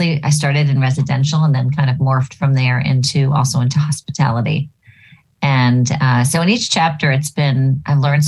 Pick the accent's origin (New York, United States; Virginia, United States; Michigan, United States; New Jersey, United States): New Jersey, United States; moved away as an adult; now in Boston, United States; I grew up in New Jersey